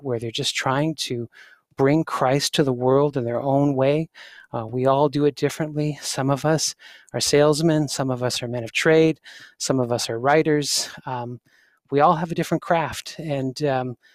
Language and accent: English; Canada; people think I got an accent. I'm just Canadian